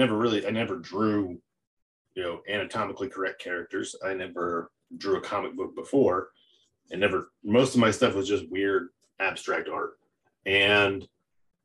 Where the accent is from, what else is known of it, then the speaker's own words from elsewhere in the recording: Connecticut, United States; I'm Italian from Connecticut. My family moved here from Italy